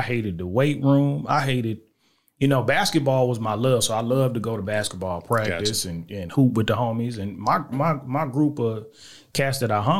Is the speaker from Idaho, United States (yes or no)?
no; Little Rock, Arkansas, United States; born there; also born or lived in Germany / El Paso / Killeen; I was born in Little Rock, Arkansas.